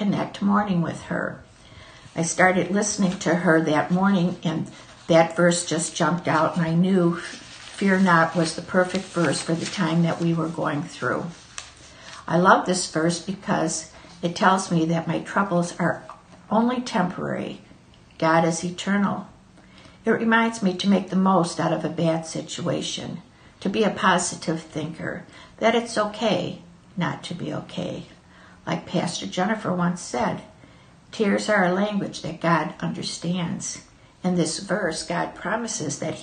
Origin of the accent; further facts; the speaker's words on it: Michigan, United States; I am from the United States. I have lived in Michigan all my life